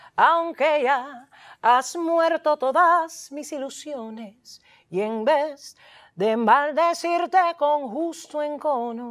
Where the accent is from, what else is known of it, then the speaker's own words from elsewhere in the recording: Hialeah, Florida, United States; Yo soy de Jayalía.